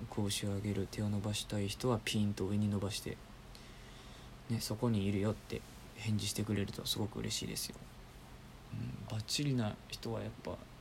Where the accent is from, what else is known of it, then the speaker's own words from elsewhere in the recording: Osaka, Japan; moved away; 僕出身が大阪なんですけど